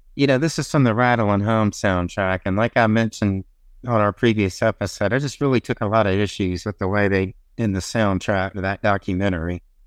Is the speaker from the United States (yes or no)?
yes; the South, United States; I'm a Southerner